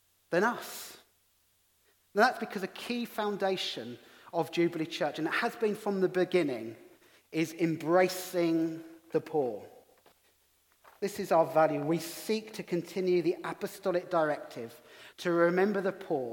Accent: England, United Kingdom; accent: English; also born or lived in Middlesbrough; in my English accent

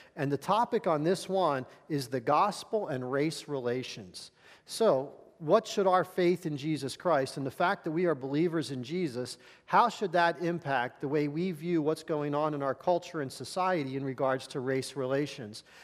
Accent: Philadelphia, Pennsylvania, United States; I was born in Philadelphia, raised in this area

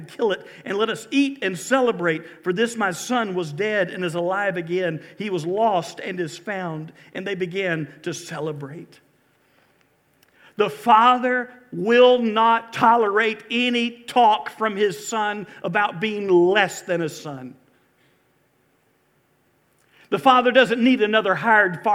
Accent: Valdosta, Georgia, United States; also born or lived in Mobile, Alabama / Lake Park, Georgia / Corsicana, Texas / Albany, Georgia; I grew up in South Georgia

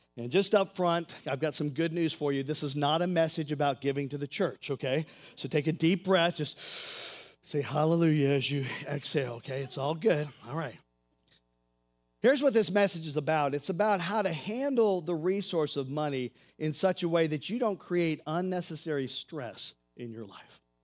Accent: United States; I'm an American.

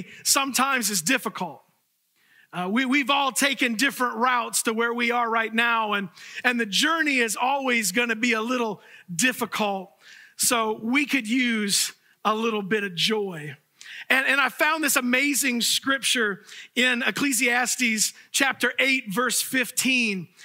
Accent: Fort Myers, Florida, United States; the church that I grew up in Fort Myers, Florida.

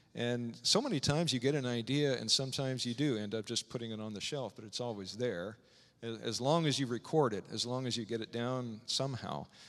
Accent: Strasburg, Illinois, United States; moved away; growing up in Strasbourg, Illinois, a small town in the middle of Illinois

